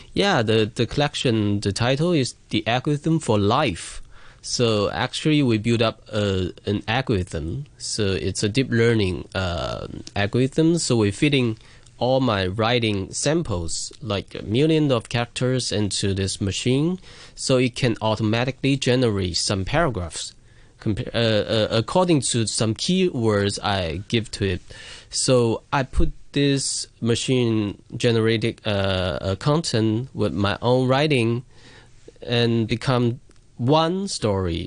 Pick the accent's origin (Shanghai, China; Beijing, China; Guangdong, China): Guangdong, China; Shantou; my hometown, Shantou